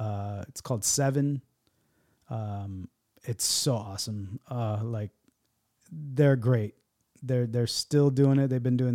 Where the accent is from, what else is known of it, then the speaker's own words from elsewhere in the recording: San Diego, California, United States; I'm from San Diego.